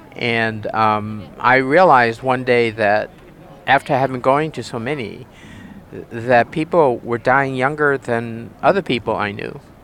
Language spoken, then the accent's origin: English; New Hampshire, United States; I'm from the state of New Hampshire. in the U.S., and that's in the region called New England